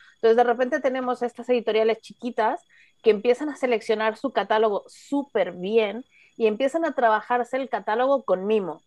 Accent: Mexico; a mí como mexicana

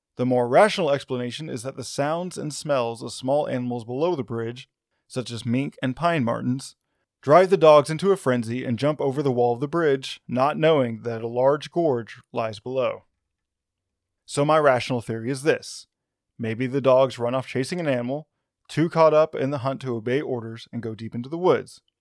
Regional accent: Arkansas, United States; my home state of Arkansas

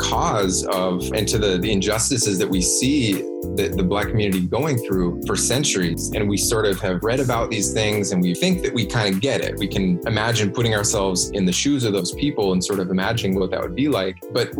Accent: Washington, United States; I grew up in a pretty small town in rural Washington State

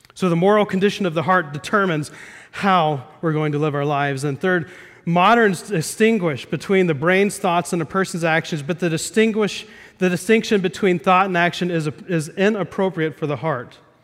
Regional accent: Midwest, United States; We played euchre a lot growing up in the Midwest

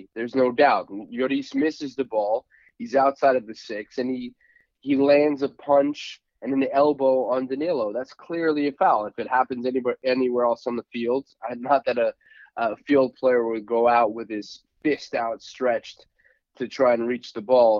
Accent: Portugal; moved away as an adult; also born or lived in New York City, United States; now in Miami, United States; I grew up in Portugal, as you know, moved to the United States when I was 18, and New York was my home for 17 years

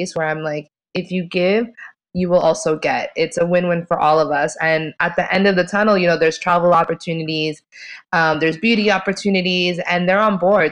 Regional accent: Long Island, New York, United States; I'm from New York originally, from Long Island.

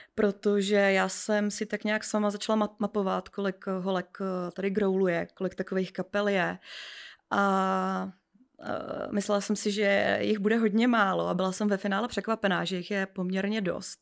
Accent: Písek, South Bohemian Region, Czechia; já pocházím z Písku

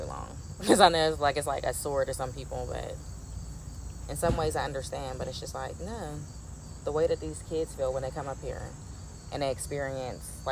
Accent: Pittsburgh, Pennsylvania, United States; born or raised there

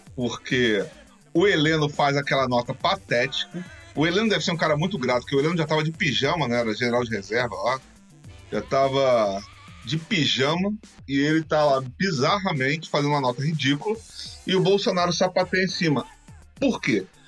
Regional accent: Rio de Janeiro, Brazil; eu cresci nos anos 90 no Rio de Janeiro sendo negro e sendo suburbano

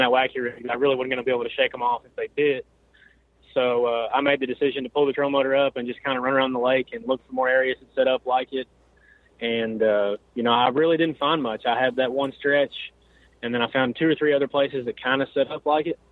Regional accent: Elizabethtown, Kentucky, United States; I'm from Elizabethtown, Kentucky.

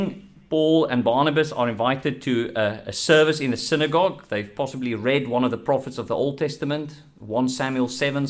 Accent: South Africa; I'm South African

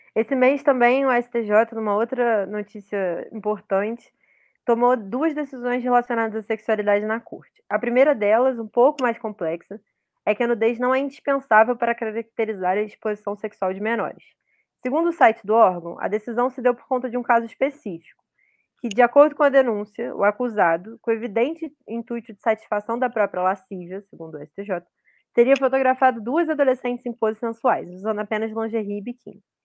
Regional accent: Rio de Janeiro, Brazil; eu sou do Rio de Janeiro cidade

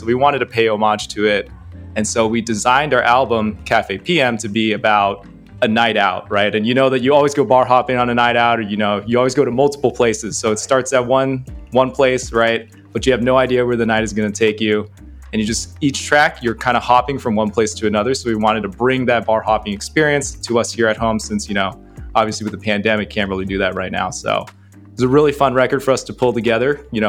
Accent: San Francisco, California, United States; I'm from the San Francisco Bay Area.

